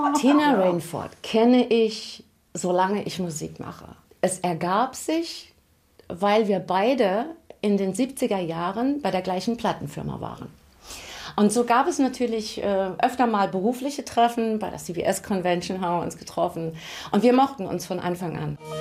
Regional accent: Saarbrücken, Saarland, Germany; also born or lived in Dudweiler; Ich bin aufgewachsen in Saarbrücken, in Mahlstadt war eine ganz klassische, normale Familie

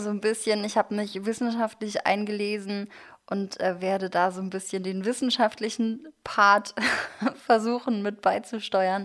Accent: Germany; ich bin wirklich komplett Kartoffel hier. Beide Eltern aus Deutschland

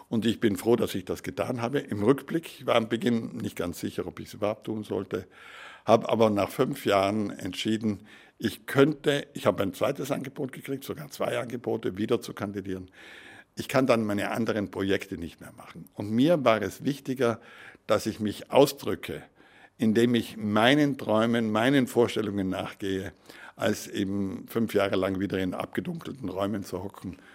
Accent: Trentino-Alto Adige, Italy; Und ich bin ein begeisterter Europäer. Als Südtiroler ist das auch logisch, denn unsere politische Situation, wir sind ja mit dem Ersten Weltkrieg zu Italien geschlagen worden

